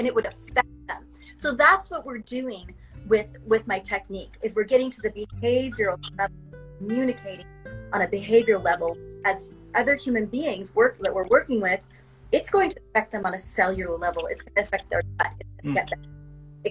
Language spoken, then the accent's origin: English; Utah, United States; moved away as an adult; also born or lived in Los Angeles; I grew up here in Utah, and I came back here